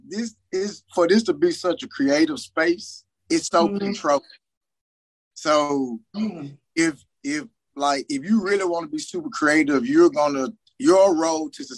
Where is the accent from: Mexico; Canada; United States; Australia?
United States; Memphis, Tennessee; I'm from Memphis, Tennessee. North Memphis to be exact